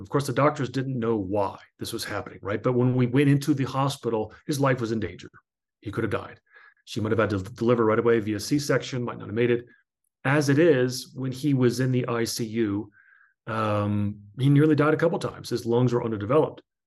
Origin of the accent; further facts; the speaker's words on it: New Jersey, United States; I grew up in New Jersey in a melting pot